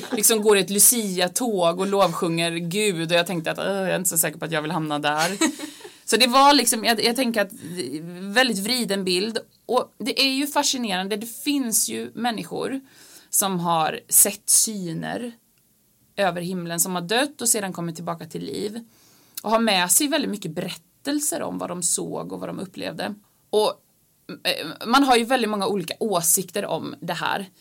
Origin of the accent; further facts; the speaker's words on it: Finland; moved away; jag är halvfinsk, jag är född i Finland och har en finsk pappa